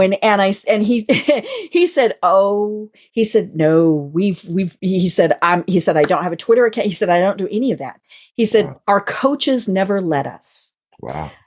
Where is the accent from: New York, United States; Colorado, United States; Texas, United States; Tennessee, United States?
Colorado, United States; now in Atlanta, United States; I'm I'm I'm from Colorado